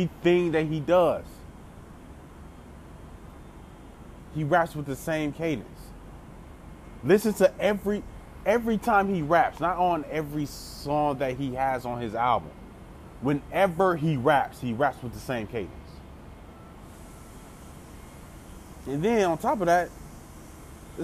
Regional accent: Memphis, Tennessee, United States; moved away; I grew up in Memphis as a child. Like, I spent some years, my childhood years in Memphis.

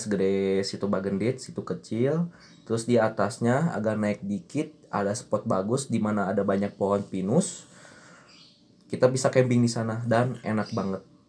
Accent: Garut, West Java, Indonesia; moved away; semua anak-anaknya termasuk saya itu gede di Garut

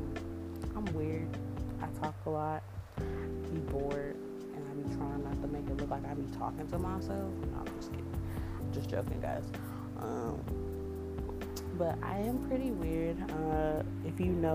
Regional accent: Kennesaw, Georgia, United States; also born or lived in Valdosta, Georgia / East Atlanta / Decatur, Georgia; I'm from Atlanta. I'm really from Kennesaw

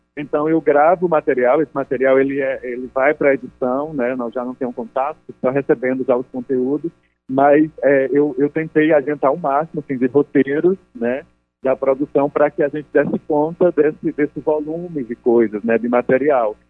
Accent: Ipueira, Rio Grande do Norte, Brazil; now in Rio de Janeiro, Brazil; eu sou do Nordeste, né, do Rio Grande do Norte, na né, chamada, uma cidade chamada Ipueira. Nesse momento estou no Rio de Janeiro

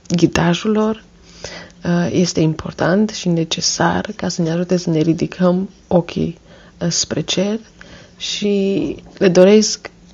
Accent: Cluj-Napoca, Cluj County, Romania; Sunt din Cluj-Napoca

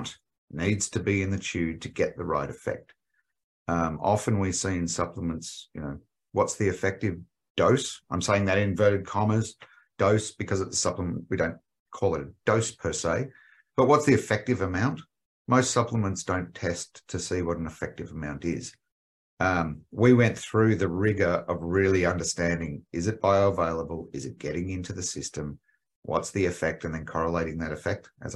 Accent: Australia; accent: Australian; moved away as an adult; now in United States; As you can tell, my accent is Australian

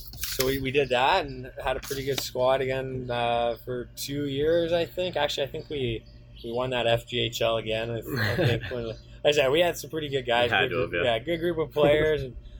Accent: Windsor, Ontario, Canada; also born or lived in Sioux Lookout; So I grew up in Windsor. Windsor is my, I would call it my hometown now, not the Sioux anymore in a way.

